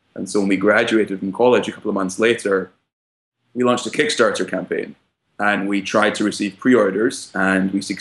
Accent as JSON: {"language": "English", "region": "Scotland", "country": "United Kingdom", "tie": "born or raised there", "moved": "as an adult", "lives_now": "United States", "said": "My background is I grew up in Scotland and I came to the US around 5 years ago to study at Brown University"}